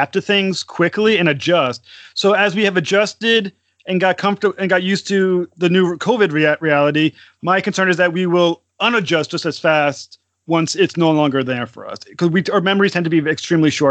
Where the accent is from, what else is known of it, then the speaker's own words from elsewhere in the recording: Rhode Island, United States; I'm from Rhode Island